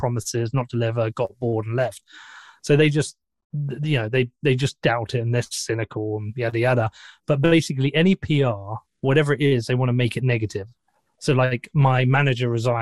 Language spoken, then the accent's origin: English; Bedford, East of England, United Kingdom; I'm from Bedford